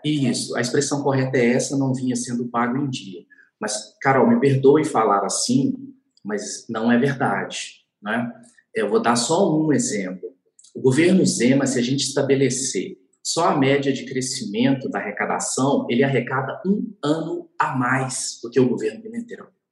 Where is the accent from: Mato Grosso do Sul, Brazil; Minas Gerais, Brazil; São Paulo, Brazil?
Minas Gerais, Brazil; como bom mineiro